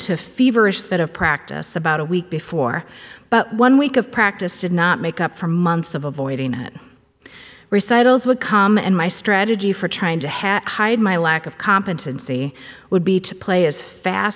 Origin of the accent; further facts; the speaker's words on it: Cambridge, Minnesota, United States; I grew up in Cambridge, Minnesota, attending the First Baptist Church there